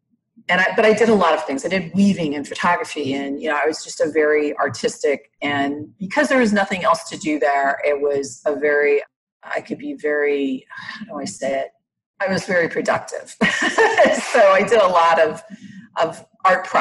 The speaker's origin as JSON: {"language": "English", "region": "Iowa", "country": "United States", "tie": "born or raised there", "said": "I grew up in Iowa"}